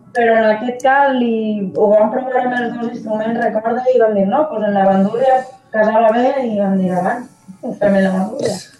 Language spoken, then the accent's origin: Catalan; Valencian Community, Spain; som del País Valencià